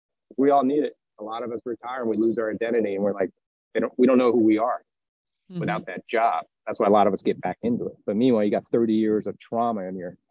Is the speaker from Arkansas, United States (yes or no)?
no; Florida, United States; we're from Florida, so it's our home base.